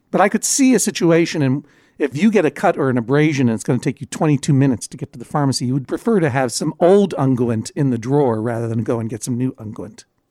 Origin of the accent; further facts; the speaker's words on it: Brookline, Massachusetts, United States; Brookline is my hometown.